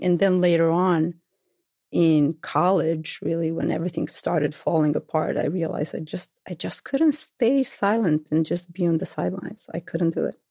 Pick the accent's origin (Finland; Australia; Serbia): Serbia; Belgrade; accent: thick Belgrade; moved away; I am from Belgrade, the capital of Serbia, then Yugoslavia